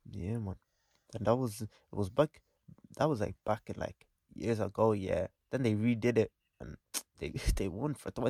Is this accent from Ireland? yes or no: yes; Ireland; as an Irishman